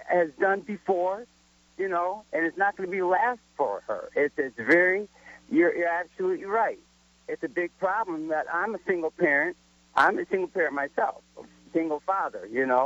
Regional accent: Elmira, New York, United States; growing up in Elmira, New York, which is upstate New York

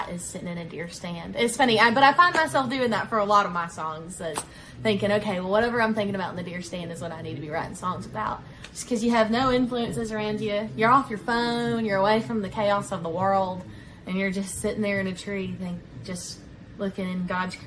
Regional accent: Hinesville, Georgia, United States; now in Nashville, United States; I'm from Hinesville, Georgia, small town right under Savannah

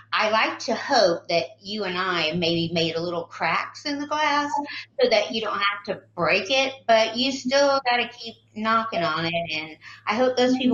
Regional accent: the South, United States; I grew up in the South, and the South is quite different

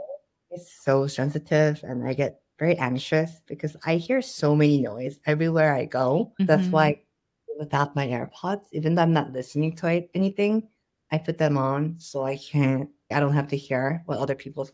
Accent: Ohio, United States; also born or lived in New York; now in Seoul, South Korea; I didn't realize that's what I grew up with in Ohio. And then Ohio, Lake Erie, and then it has the biggest national park.

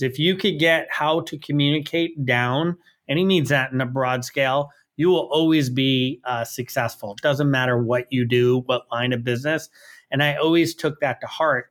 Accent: New York City, New York, United States; I grew up in New York City

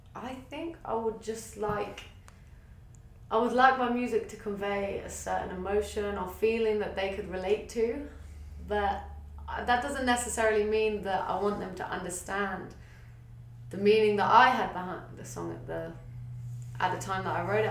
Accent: England, United Kingdom; moved away as an adult; now in Australia; I grew up in a small town in England

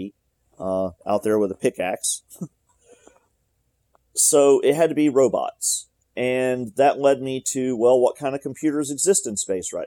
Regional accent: Alabama, United States; I'm from Alabama, and I grew up here

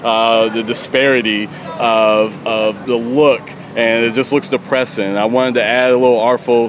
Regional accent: Youngstown, Ohio, United States; also born or lived in Columbus, Ohio; So I moved back here from Columbus, Ohio, and brought my business here for this reason, to help beautify the city.

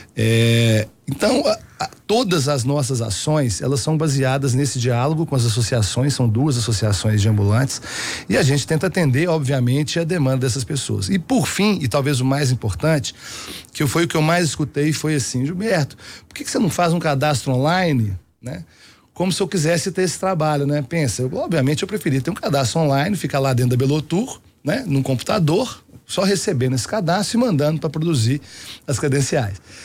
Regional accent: Belo Horizonte, Minas Gerais, Brazil; eu moro em Belo Horizonte desde quando eu nasci

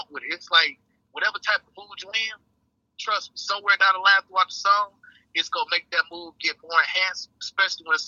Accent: Detroit, Michigan, United States; Born and raised, Eastside, you know. Shit, growing up in a D

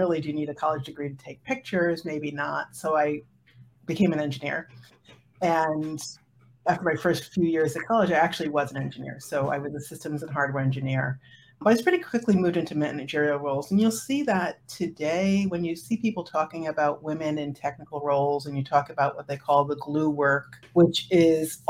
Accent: Woodstock, New York, United States; I grew up in Woodstock, New York.

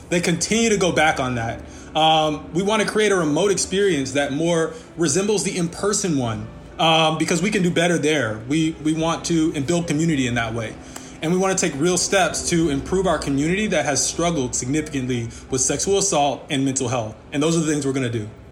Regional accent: Hattiesburg, Mississippi, United States; I'm from Hattiesburg, Mississippi

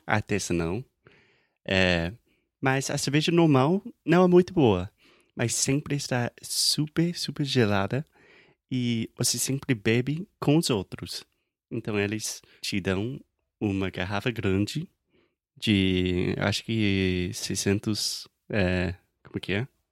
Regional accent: South Carolina, United States; Portuguese is a second language; moved away as an adult; now in Rio de Janeiro, Brazil; as praias da Carolina do Sul, onde eu nasci

